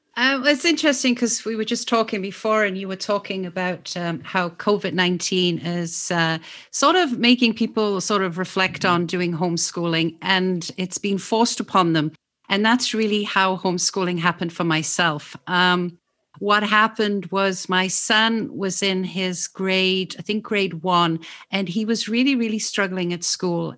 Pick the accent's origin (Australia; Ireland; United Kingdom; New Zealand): United Kingdom; England; moved away; also born or lived in Oxford, England; I'm actually from England